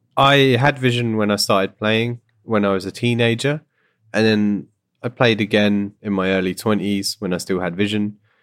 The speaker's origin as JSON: {"language": "English", "country": "United Kingdom", "moved": "yes", "lives_now": "Canada", "said": "my background in general is that I'm from Britain, as you can hear. I moved to Canada."}